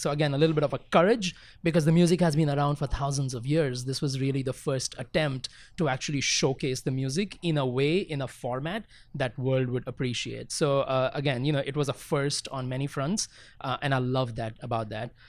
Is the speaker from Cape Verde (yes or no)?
no; India; I grew up in India, fortunately, in a very, uh, musical household